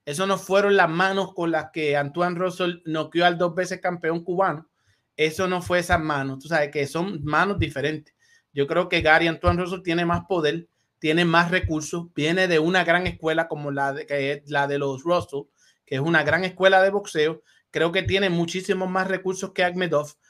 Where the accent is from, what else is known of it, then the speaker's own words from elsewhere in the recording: San Juan de la Maguana, San Juan, Dominican Republic; a todo mi país, República Dominicana, mi pueblo San Juan de la Maguana, mi familia